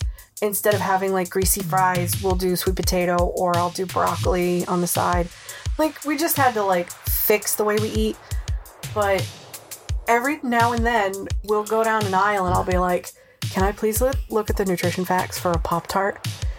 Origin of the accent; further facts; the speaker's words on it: Rhode Island, United States; accent: Rhode Island; I've lost my Rhode Island accent. It comes out when I'm angry. The only time it comes out. But I've lost that accent, so I'm not very good at picking it up. I can do other accents fine, but it's my home state I can't do.